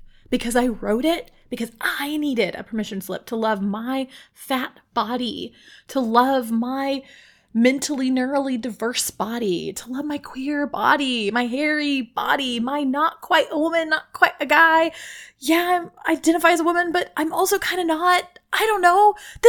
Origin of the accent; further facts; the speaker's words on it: Mexicali, Baja California, Mexico; accent: Mexicali Spanish; My hometown accent of, like, little hickness. I can do my Mexicali Spanish accent that when I go to Mexico City, they laugh and say I sound like a hick